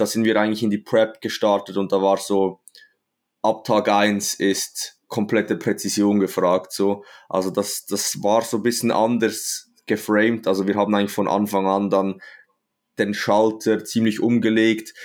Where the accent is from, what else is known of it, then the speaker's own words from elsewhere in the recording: Switzerland; Ich komme aus der Schweiz, wie man wahrscheinlich unschwer ähm, hört